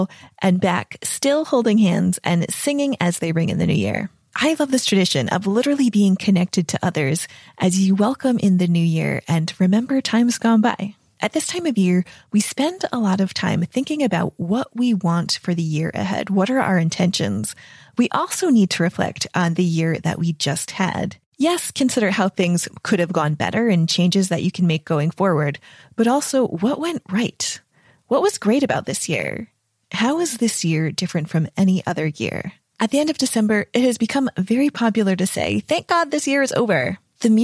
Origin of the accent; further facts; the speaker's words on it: New England, United States; I grew up in New England